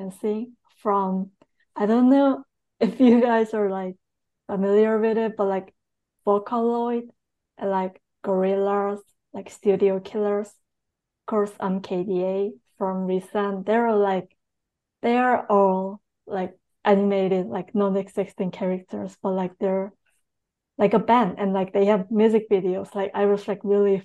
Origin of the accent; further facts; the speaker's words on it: South Korea; moved away as an adult; also born or lived in New York City; I'm born and raised in Korea, and I went to New York City for School of Visual